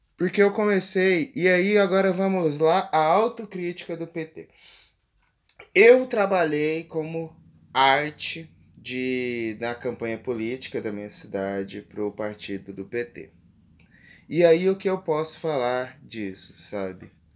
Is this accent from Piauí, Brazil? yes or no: no; interior of Goiás, Brazil; eu que sou do interior de aqui do Goiás, a quase 500 a 500 quilômetros de Goiânia